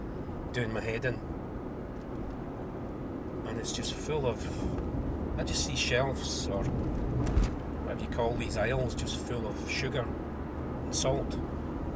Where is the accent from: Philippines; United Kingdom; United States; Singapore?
United Kingdom; Dumbarton, Scotland; I was born and brought up in Dumbarton, and I escaped and was never caught. I left when I was about 19 or 20